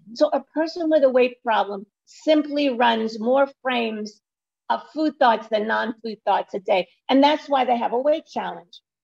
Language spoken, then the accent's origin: English; New York City, New York, United States; I live in New York City, not far from the Empire State Building, and I was born in Brooklyn